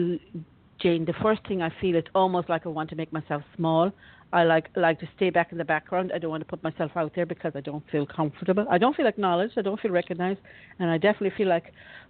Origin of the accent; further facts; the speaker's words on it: Ireland; also born or lived in Florida; I used to grow up as a kid in Ireland